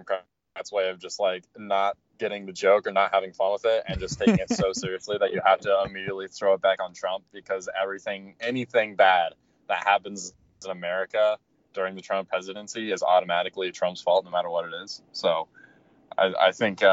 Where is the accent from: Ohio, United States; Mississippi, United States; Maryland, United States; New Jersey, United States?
Ohio, United States; Dayton; I'm from Dayton